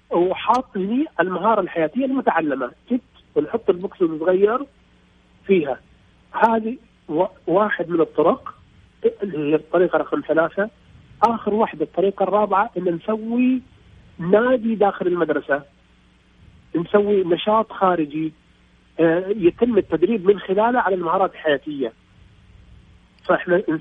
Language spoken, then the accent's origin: Arabic; Bahrain